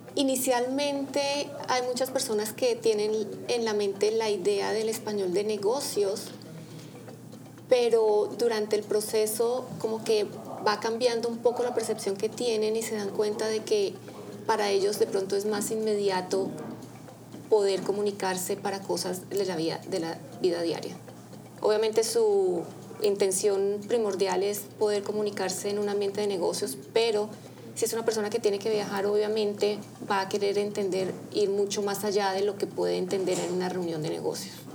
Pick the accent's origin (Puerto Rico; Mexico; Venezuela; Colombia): Colombia; Bogotá; yo soy colombiana eh, de la ciudad de Bogotá